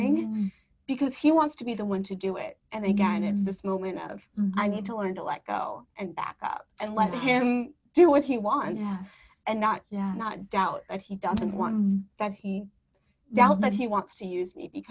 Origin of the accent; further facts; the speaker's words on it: Wisconsin, United States; moved away; I'm from Wisconsin, so New York City, Wisconsin are two very different places.